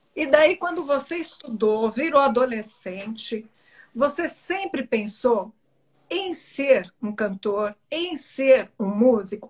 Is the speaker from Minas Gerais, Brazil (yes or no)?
no; Belém, Pará, Brazil; da minha terrinha.